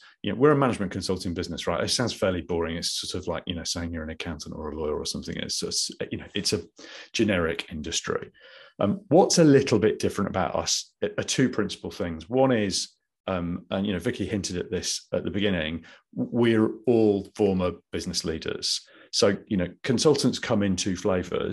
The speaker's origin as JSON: {"language": "English", "region": "Midlands", "country": "United Kingdom", "tie": "born or raised there", "also_born_or_lived": "London", "accent": "Midlands", "moved": "as an adult", "said": "I'd come from the Midlands, as you can probably tell from my accent"}